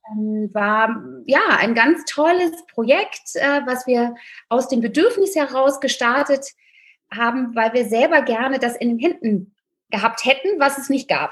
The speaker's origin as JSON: {"language": "German", "region": "Rhineland", "country": "Germany", "tie": "born or raised there", "moved": "yes", "lives_now": "Berlin, Germany", "said": "Gebürtig bin ich aus dem Rheinland, ein rheinisches Mädchen"}